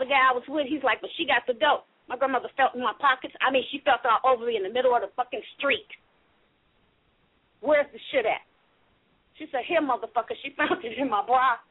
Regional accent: Chicago, Illinois, United States; moved away; I'm from Chicago originally. I grew up in the hood, too

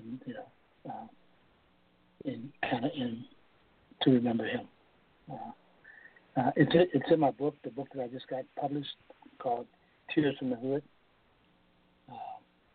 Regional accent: Toledo, Ohio, United States; growing up in Toledo

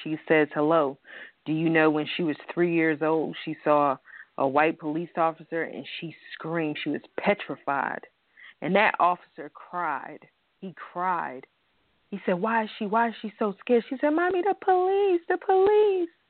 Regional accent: New York, United States; we're all from New York

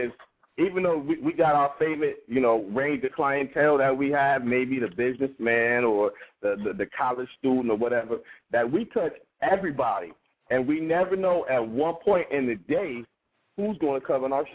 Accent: Columbus, Ohio, United States; I'm a barber. I'm from Columbus, Ohio

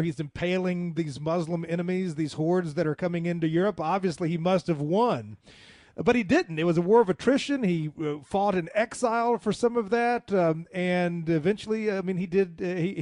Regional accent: the American South, United States; I identify more as a Southerner than an American.

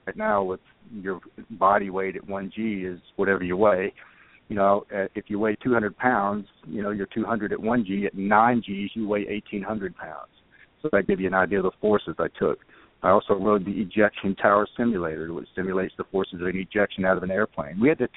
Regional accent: East Texas, United States; moved away as an adult; now in Exeter, New Hampshire, United States; I grew up in Texas, in a little town in East Texas

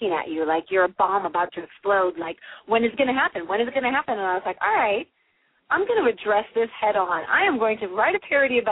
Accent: St. Louis, Missouri, United States; I was born and raised in St. Louis

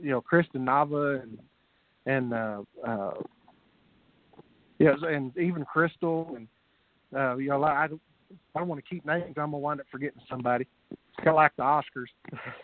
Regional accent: Texas, United States; I'm Texan

